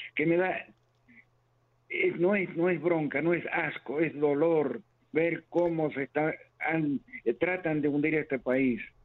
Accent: Argentina; moved away; Soy argentino

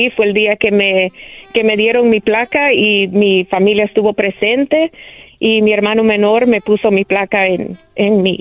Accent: El Salvador; es como salvadoreño, es un orgullo representar no solo mi país, pero ser mujer latina en una ciudad tan grande.

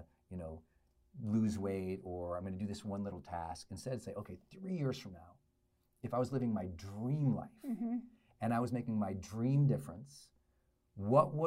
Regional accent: Butte, Montana, United States; also born or lived in Great Falls, Montana; where I grew up in Butte, Montana, and then Great Falls, Montana, men weren't very expressive.

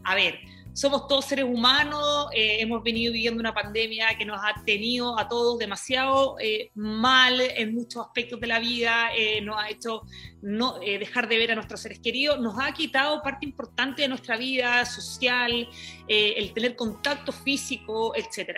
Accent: Iquique, Tarapacá, Chile; moved away; vengo desde Chile, eh, me crié en Iquique, en un lugar eh, que era muy chiquito, una región de, de, Chile

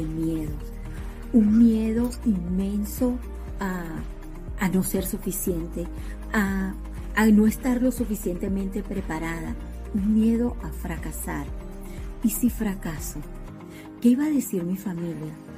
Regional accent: Venezuela; moved away as an adult; now in United States; Soy de Venezuela, docente de profesión y desde hace casi cinco años vivo en los Estados Unidos.

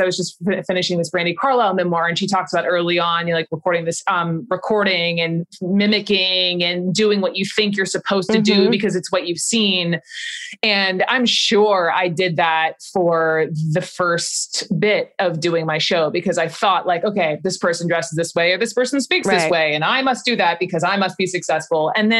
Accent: Atlanta, Georgia, United States; I never tried not to have an accent, even though I'm from Georgia, I'm from Atlanta. It's a pretty big city and we don't all, you know, sound like what you may think we're supposed to sound like.

